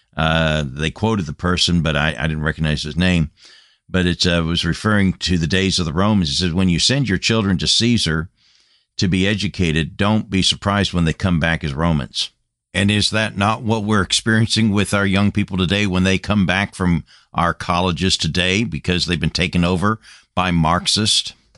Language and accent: English; United States; moved away as an adult; Came back to my home land after being a missionary for a number of years and burdened for my home country, my home nation